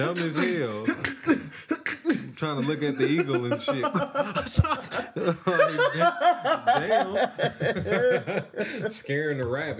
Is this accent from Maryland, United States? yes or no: no; Denver, Colorado, United States; I'm a nigga from Montbello.